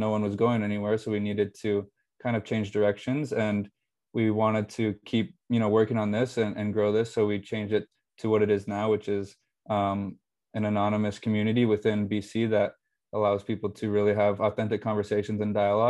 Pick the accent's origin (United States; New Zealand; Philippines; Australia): United States; Phoenix, Arizona; moved away as an adult; now in Boston, United States; I'm from Phoenix, Arizona